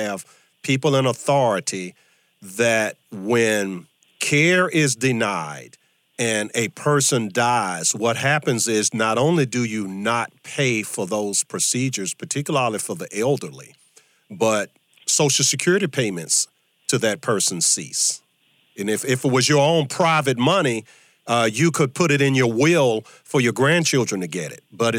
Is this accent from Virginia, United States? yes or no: yes; Virginia, United States; Virginia, my home state